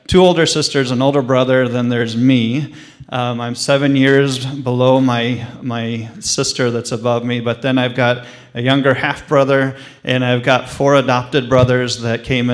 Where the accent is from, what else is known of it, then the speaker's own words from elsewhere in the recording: right outside Des Moines, Iowa, United States; now in Cedar Rapids, United States; I'm actually from right outside Des Moines in Iowa originally